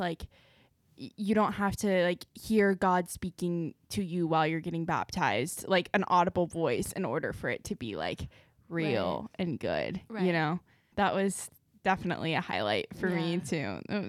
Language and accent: English; Southern California, United States; I grew up in Southern California.